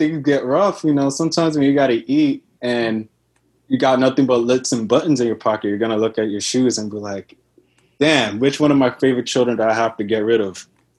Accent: Houston, Texas, United States; now in New York, United States; I'm 28. I'm from New York. I'm originally from Texas, Houston, Texas, by far.

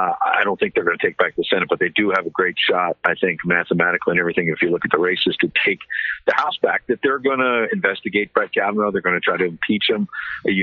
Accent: Long Island, New York, United States; I grew up on Long Island

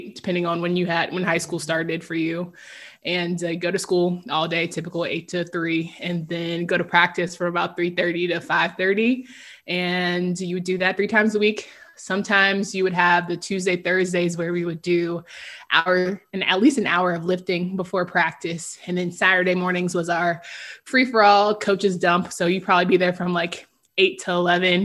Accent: Raleigh, North Carolina, United States; born and raised in Raleigh, North Carolina

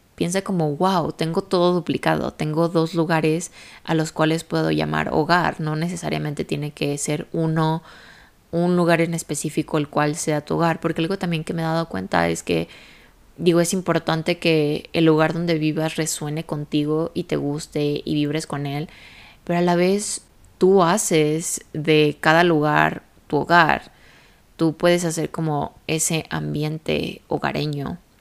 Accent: Guadalajara, Jalisco, Mexico; moved away as an adult; also born or lived in United States / Europe; Yo literalmente viví toda mi vida en la misma ciudad, soy de Guadalajara, México.

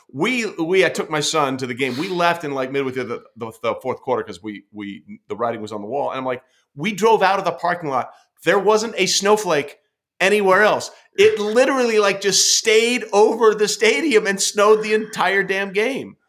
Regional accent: Fairfield County, Connecticut, United States; I'm from Connecticut originally, I grew up in Fairfield yeah. County

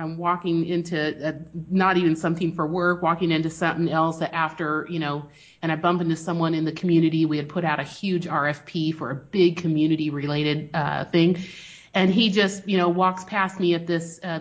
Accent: Spain; moved away; We grew up in Spain

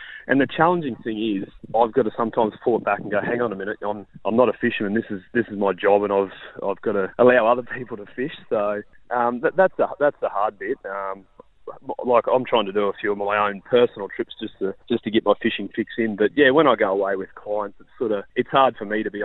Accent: Gladstone, Queensland, Australia; my hometown of Gladstone, which is about 550 kilometres north of Brisbane

